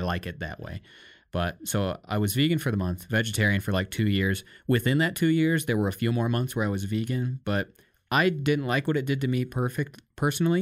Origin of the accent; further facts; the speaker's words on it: Iowa, United States; growing up in Iowa and America